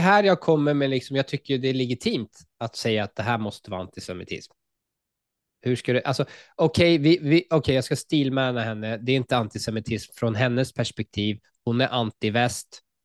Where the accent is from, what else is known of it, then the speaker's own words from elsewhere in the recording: Sweden; som svensk jude